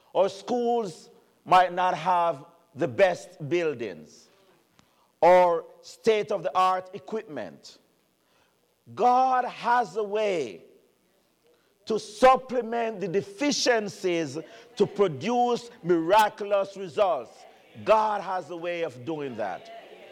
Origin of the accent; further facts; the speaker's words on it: Jamaica; moved away as an adult; now in United States; it's not a Jamaican talking about an American. I've been here 30 years now, and I'm American.